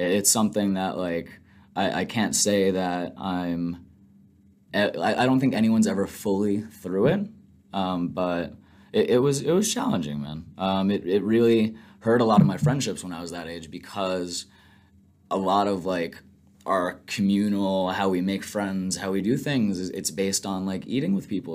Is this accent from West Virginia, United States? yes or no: no; Mount Sinai, New York, United States; I grew up on Long Island in Mount Sinai